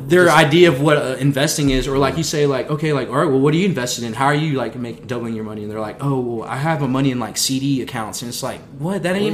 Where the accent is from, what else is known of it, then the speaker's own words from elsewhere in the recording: Wichita Falls, Texas, United States; We grew up in City View.